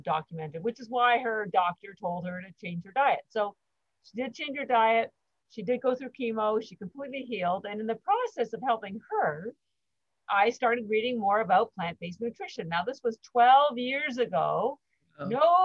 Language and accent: English; Canada; moved away as an adult; now in Boston, United States; I'm actually Canadian, but I've lived in Boston for 33 years, almost 34